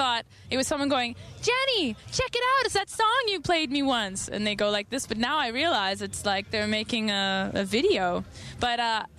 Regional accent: Calgary, Alberta, Canada; I'm from Calgary.

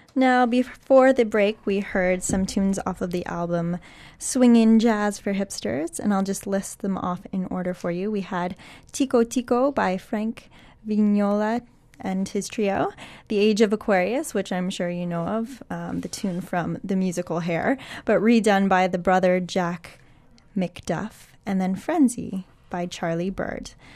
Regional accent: Toronto, Ontario, Canada; moved away; I am originally from Toronto.

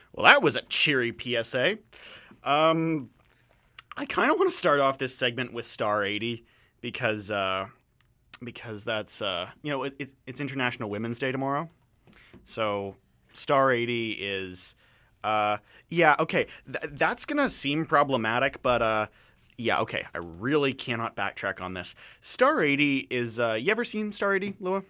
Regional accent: London, Ontario, Canada; I'm from Southern Ontario

